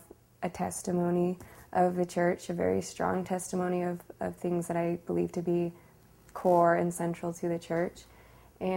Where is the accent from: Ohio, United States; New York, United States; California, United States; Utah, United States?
Utah, United States; Sandy; I grew up in Sandy, Utah, and lived in the same house my whole life until I got married.